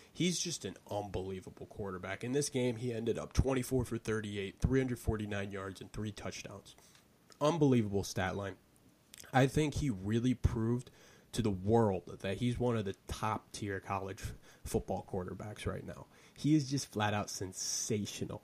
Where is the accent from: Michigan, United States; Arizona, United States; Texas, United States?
Michigan, United States; I am from Michigan